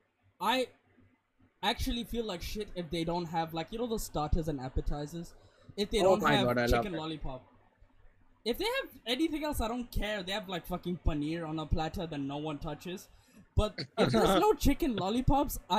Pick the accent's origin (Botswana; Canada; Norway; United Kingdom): Botswana; moved away; Growing up in Botswana